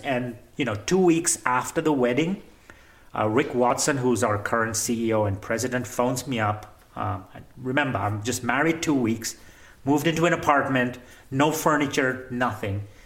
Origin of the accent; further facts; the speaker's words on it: Nairobi, Kenya; I'm a third generation Kenyan. I was born and raised in Nairobi, Kenya